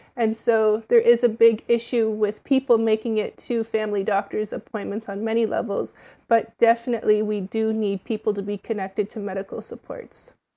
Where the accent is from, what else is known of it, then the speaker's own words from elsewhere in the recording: Ottawa, Ontario, Canada; moved away as an adult; now in Toronto, Canada; I was born and raised in Ottawa, and I moved to Toronto for this job specifically